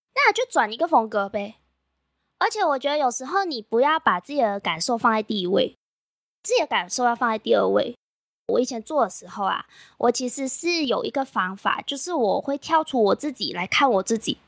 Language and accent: Chinese; Malaysia; 我是来自马来西亚的